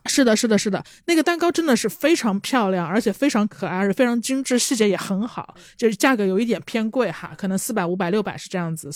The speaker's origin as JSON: {"language": "Chinese", "town": "Changsha", "region": "Hunan", "country": "China", "said": "我们查杀人，真的是从小到大都地地道道在吃的一些东西"}